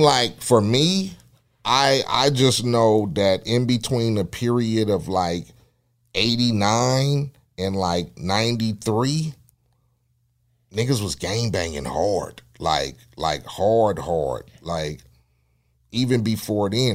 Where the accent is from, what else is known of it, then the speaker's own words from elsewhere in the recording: Compton, California, United States; being a young cat growing up in Compton